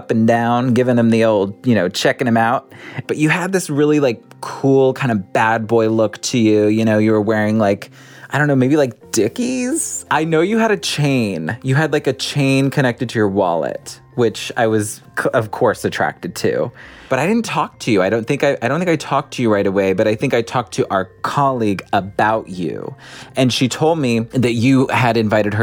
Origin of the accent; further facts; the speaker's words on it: San Diego, California, United States; I'm from San Diego, California.